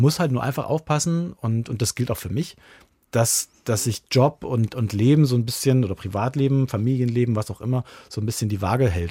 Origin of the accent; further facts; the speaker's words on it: Lichtenstein, Saxony, Germany; moved away; eine, große Verbindung da an meine Heimat und, und, und liebe mein Liechtenstein auch noch ganz sehr